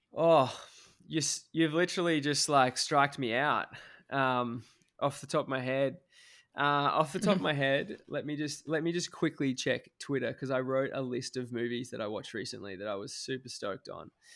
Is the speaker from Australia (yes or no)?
yes; Australia; I'm Australian